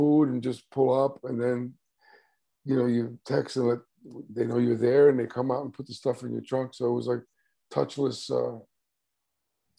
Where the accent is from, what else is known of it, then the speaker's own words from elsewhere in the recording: New York City, New York, United States; also born or lived in Bronx; I was raised in Manhattan, but we moved to the Bronx while I was still in high school